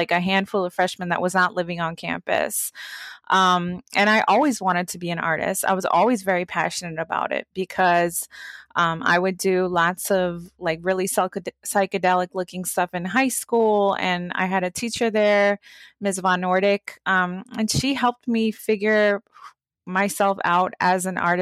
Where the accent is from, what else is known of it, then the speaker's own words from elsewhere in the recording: Baltimore, Maryland, United States; growing up in Baltimore